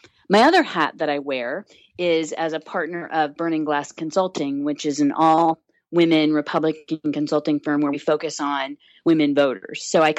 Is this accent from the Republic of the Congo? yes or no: no; Indiana, United States; I'm originally from Indiana